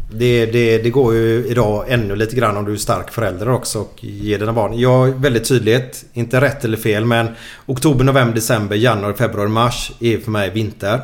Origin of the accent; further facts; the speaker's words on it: Gothenburg, Västra Götaland, Sweden; jag kommer ju från Åh, Kanalgatan där borta. Mm, och jag och Figge kommer ju därifrån mm. och spelade här